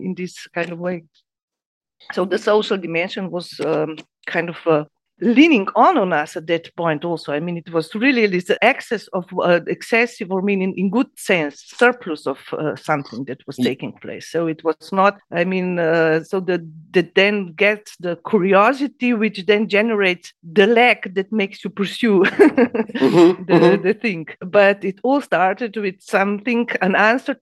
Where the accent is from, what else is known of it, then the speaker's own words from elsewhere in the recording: Ljubljana, Slovenia; I was born in Ljubljana at a certain point in time.